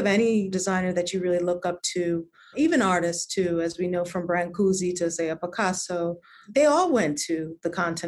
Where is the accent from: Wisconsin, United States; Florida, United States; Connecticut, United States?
Connecticut, United States; Norwalk; moved away; I grew up in Norwalk, Connecticut